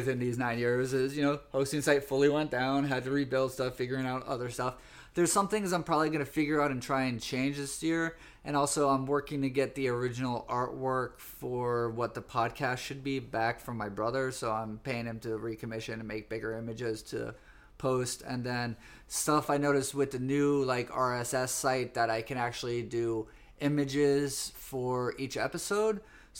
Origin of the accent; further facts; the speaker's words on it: Florida, United States; It seemed a little sketchy this year with mask mandates and Florida. So I miss my home state, but there's some stuff I want to be careful about in my home state.